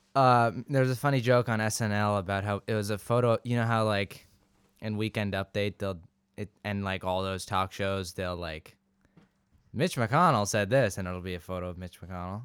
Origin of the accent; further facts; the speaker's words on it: Santa Barbara, California, United States; also born or lived in England; I was technically born in Santa Barbara